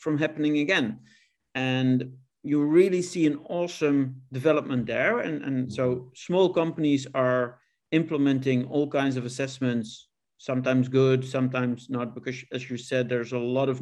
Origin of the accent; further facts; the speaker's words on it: Netherlands; my home country of the Netherlands